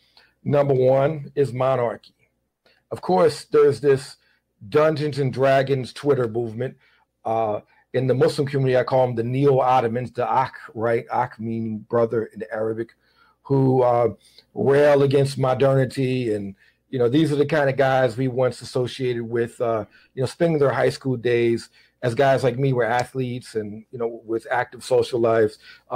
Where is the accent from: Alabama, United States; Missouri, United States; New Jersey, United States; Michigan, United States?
Missouri, United States; St. Louis; for kids growing up in St. Louis like me